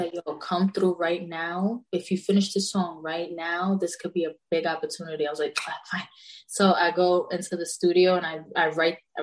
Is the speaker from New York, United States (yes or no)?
yes; New York City, New York, United States; I'm from the Bronx